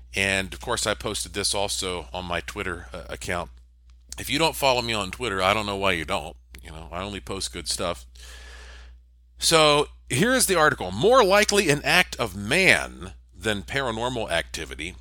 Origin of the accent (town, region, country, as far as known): Asheville, North Carolina, United States; born or raised there